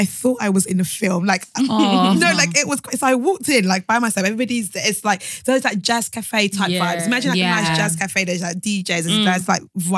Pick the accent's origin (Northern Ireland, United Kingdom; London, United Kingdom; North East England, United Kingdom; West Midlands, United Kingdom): London, United Kingdom; accent: English